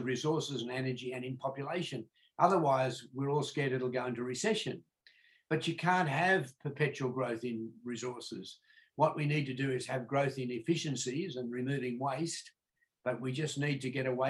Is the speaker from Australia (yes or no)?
yes; Australia; born here in the 1940s